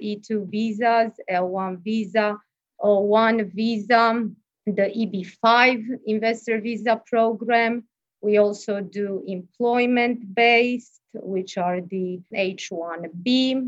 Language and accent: English; Romania; moved away as an adult; also born or lived in Florida; now in Miami, United States; I'm from Romania. I came to Florida about 15 years ago.